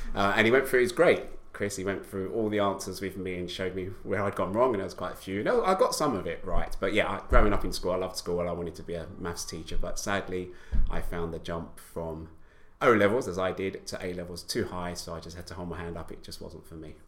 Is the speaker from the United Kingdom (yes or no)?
yes; London, United Kingdom; I, I grew up in East London